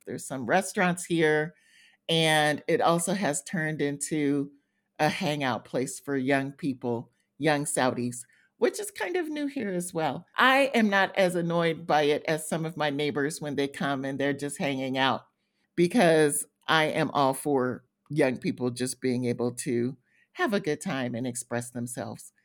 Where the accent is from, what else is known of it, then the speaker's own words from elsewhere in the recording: United States; moved away as an adult; now in Middle East; being an American